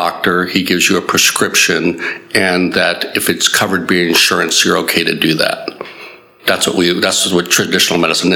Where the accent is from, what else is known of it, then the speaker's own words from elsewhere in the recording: Southern California, United States; moved away as an adult; also born or lived in New Jersey / Baltimore / Illinois; now in Mooresville, United States; I'm just a simple country doctor from Mooresville now, but basically I grew up in Southern California.